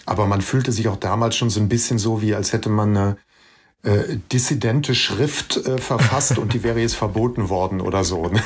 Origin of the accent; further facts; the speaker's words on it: Bergisch Gladbach, North Rhine-Westphalia, Germany; Ich bin früher mit meiner Mutter immer in die Stadtbücherei Bergisch Gladbach, äh, die Stadtbücherei meiner Heimatstadt, gegangen.